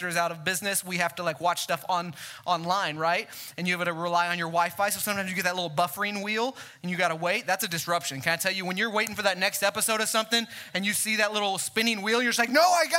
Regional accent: Mesquite, Texas, United States; born and raised in Mesquite

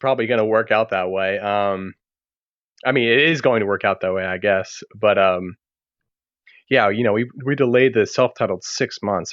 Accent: Maryland, United States; moved away as an adult; also born or lived in Birmingham / Baltimore; just moved back to my home state of Maryland

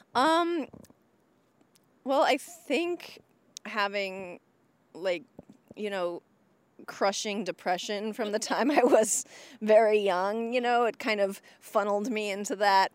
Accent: Indiana, United States; moved away as an adult; now in Boston, United States; before I lived in Boston, I, I was from Indiana

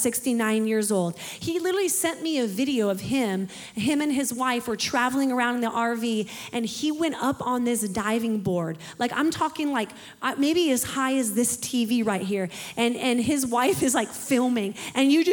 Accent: Pacific Northwest, United States; moved away; I'm from the Pacific Northwest, like Pastor Alex and Bree, and that's where I originate from

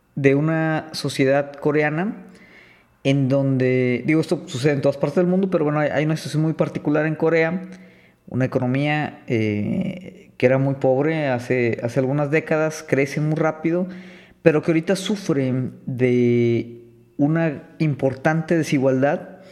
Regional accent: Mexico; nosotros tal vez como mexicanos

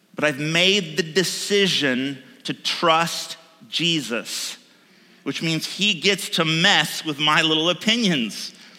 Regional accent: United States; I'm an American

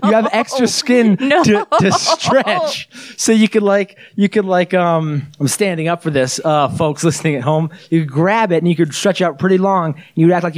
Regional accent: Florida, United States; I come from Florida

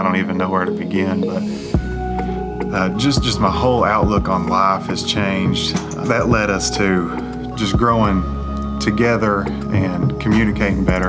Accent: Barbourville, Kentucky, United States; I'm from Knox County, Barberville. Yeah. Or as we call it, Barvel.

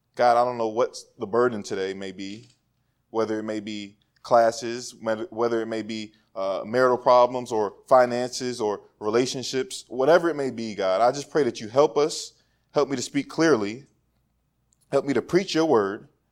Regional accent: Woodbridge, Virginia, United States; moved away; also born or lived in Suitland, Maryland; I was from Woodbridge, Virginia, where it was predominantly white

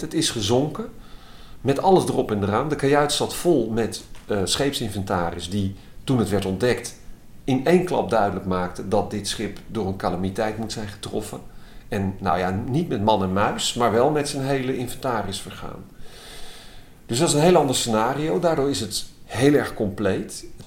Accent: Utrecht, Netherlands; Het is ook het gebied waar ik ben opgegroeid

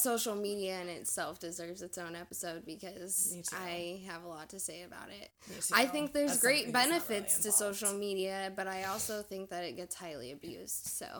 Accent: Lake Stevens, Washington, United States; I'm from Lake Stevens

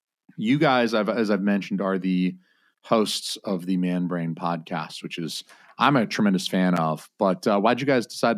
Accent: United States; as an American

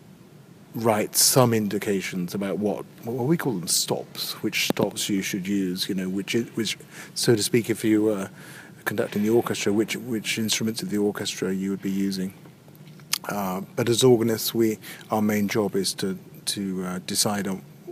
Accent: Birmingham, West Midlands, United Kingdom; moved away as an adult; also born or lived in Cambridge / Paris / Hereford / Truro; I was born in Birmingham, grew up in Birmingham

